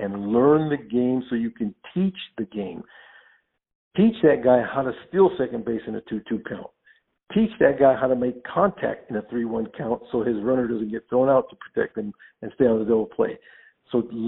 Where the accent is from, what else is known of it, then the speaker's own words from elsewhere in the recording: Los Angeles, California, United States; I grew up in Los Angeles